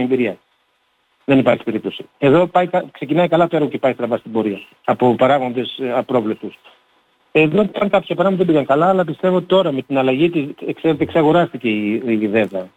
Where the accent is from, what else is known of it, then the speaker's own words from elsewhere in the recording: Thrace, Greece; Όλοι είμαστε Θρακιώτες.